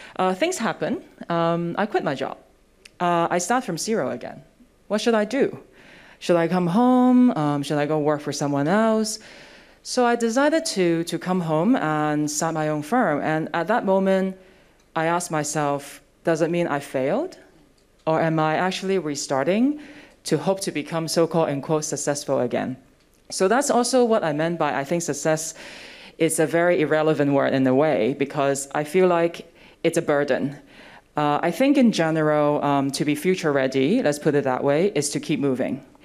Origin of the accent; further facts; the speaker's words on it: Hong Kong; I was also born and raised in Hong Kong